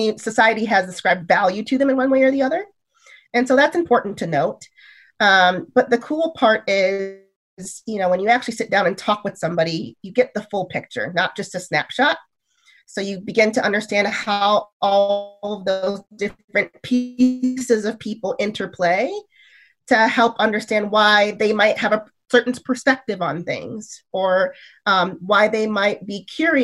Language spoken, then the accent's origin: English; Michigan, United States; moved away as an adult; now in California, United States; my community that I grew up in Michigan is actually really diverse